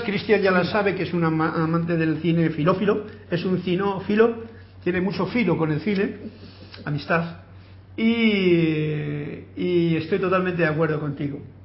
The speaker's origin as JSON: {"language": "Spanish", "country": "Spain", "tie": "born or raised there", "said": "yo he nacido en España"}